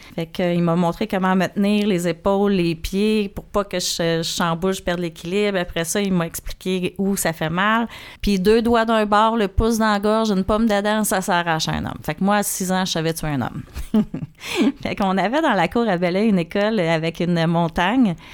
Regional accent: Saint-Charles-sur-Richelieu, Quebec, Canada; Moi, je suis née à Saint-Charles sur le Richelieu, sur le bord de l'eau

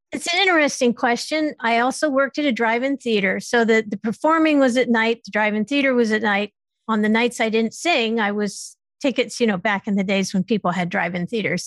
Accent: Stamford, Connecticut, United States; also born or lived in West Coast; I was born in Stamford, Connecticut.

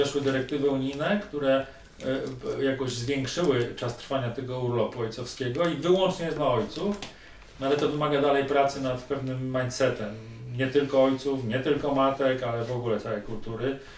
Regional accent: Tychy, Silesian Voivodeship, Poland; wychowałem się w Tychach zaraz koło lodowiska

